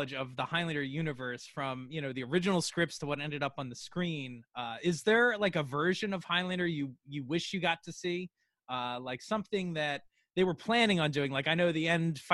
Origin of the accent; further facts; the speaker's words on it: Philadelphia, Pennsylvania, United States; we're from Philadelphia, where the Live Aid concert took place.